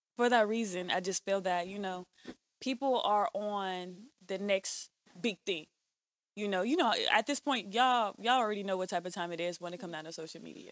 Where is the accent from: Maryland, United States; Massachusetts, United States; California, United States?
California, United States; Bakersfield; I'm from here and Bakersfield at the same time.